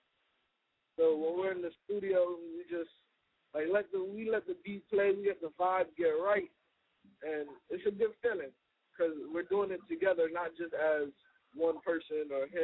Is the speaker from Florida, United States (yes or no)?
yes; Miami, Florida, United States; we're from Miami, born and raised